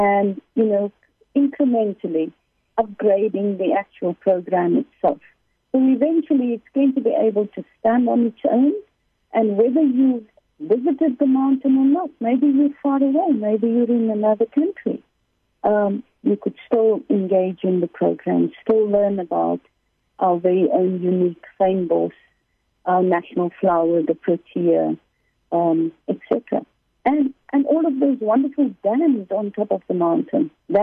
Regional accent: South Africa; I'm South African

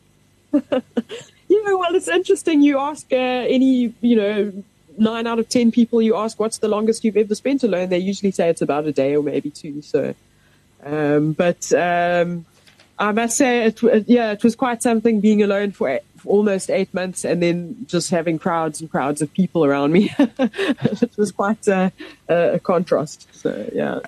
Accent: Pretoria, Gauteng, South Africa; moved away as an adult; I grew up in Pretoria

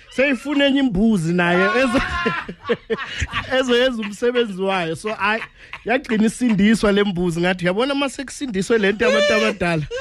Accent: Bushbuckridge, Mpumalanga, South Africa; also born or lived in Witbank / Ermelo; now in Hammanskraal, South Africa; ngokuzalwa ngizalelwe eh, emkhuhle Bushbuck Ridge and then ngahlala nyane eWitbank ngahlala nyane eMelo manje ngiseHammanskraal kami.

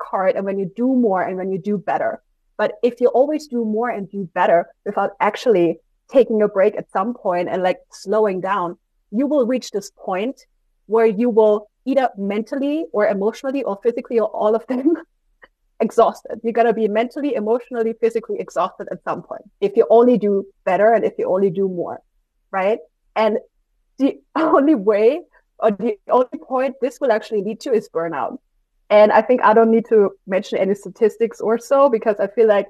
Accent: Austria; I'm from Austria

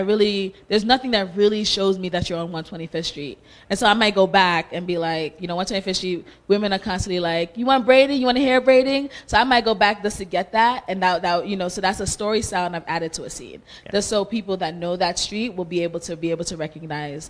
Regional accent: United States; also born or lived in Sierra Leone; I grew up in America all my life

